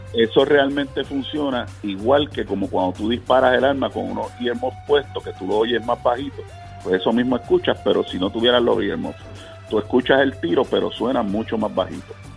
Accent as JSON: {"language": "Spanish", "country": "Puerto Rico"}